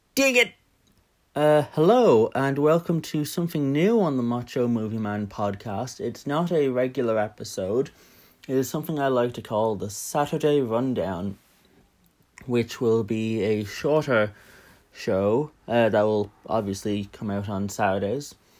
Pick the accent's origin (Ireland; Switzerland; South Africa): Ireland; Dublin, Leinster; I'm from Dublin